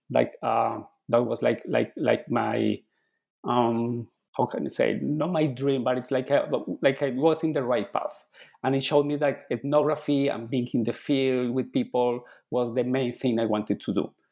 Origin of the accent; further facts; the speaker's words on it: Bogota, Bogotá Capital District, Colombia; English is a second language; moved away; I was born in Colombia I was born and raised in Colombia. Um, I grew in a city called Bogota, which is the capital city